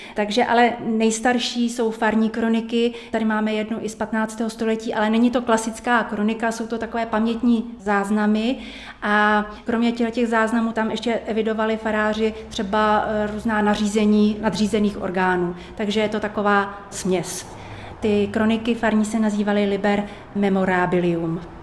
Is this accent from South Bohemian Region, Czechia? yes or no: yes; Český Krumlov, South Bohemian Region, Czechia; já jsem přímo rodačka z Českého Krumlova